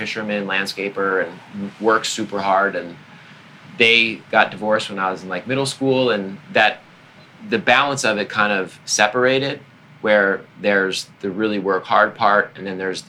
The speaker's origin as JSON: {"language": "English", "area": "Long Island", "region": "New York", "country": "United States", "said": "I'm from Long Island, always wanted to be in the city"}